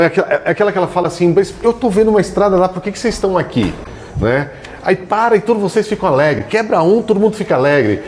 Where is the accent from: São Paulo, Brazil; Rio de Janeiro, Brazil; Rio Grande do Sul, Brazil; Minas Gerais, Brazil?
São Paulo, Brazil; Santos; Meu tio tinha lojas em Santos, eu sou de Santos, então eu fui trabalhar de estoquista com 16 anos